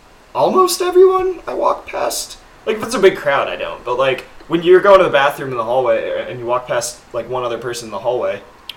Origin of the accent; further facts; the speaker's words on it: Texas, United States; moved away; also born or lived in Boston; I grew up in Texas, so I still kind of have the roots of Southern hospitality, we'll call it.